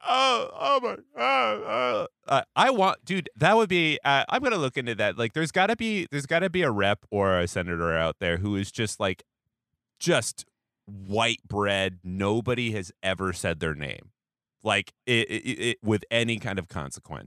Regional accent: Seattle, Washington, United States; moved away; I'm from Seattle

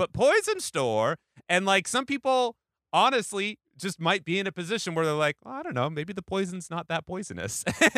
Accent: Pacific Northwest, United States; now in New York, United States; I didn't live in New York until 2015. And, like, you know, I came from the Pacific Northwest

